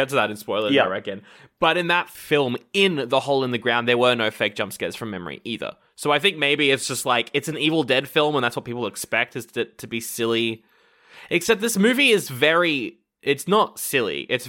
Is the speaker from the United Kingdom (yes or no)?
yes; Scotland, United Kingdom; I'm from Scotland.